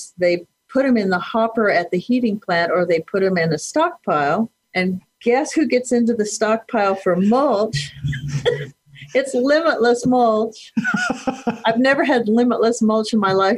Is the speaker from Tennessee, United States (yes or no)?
no; Kearney, Nebraska, United States; now in Chadron, United States; I grew up in Kearney, Nebraska, which is south central Nebraska along the Platte River